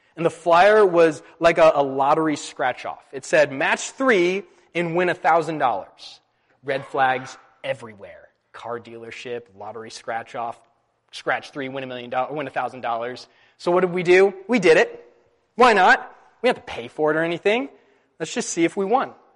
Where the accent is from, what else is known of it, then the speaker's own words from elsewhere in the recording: California, United States; Growing up in California